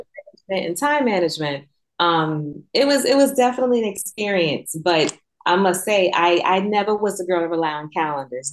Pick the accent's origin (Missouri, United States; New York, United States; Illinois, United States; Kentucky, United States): New York, United States; moved away; I'm from New York, born and raised